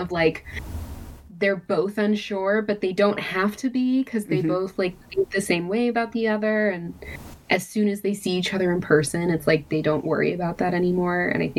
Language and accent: English; Texas, United States; I'm from Texas, I know how to shoot a gun